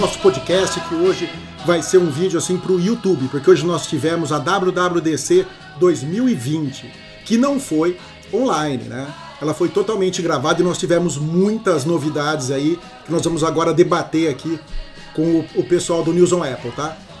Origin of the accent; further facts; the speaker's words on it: Brazil; como bom brasileiro